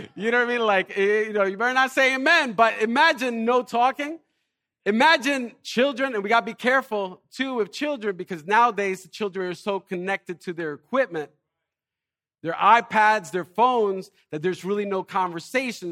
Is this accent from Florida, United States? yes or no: no; Elizabeth, New Jersey, United States; I'm from Elizabeth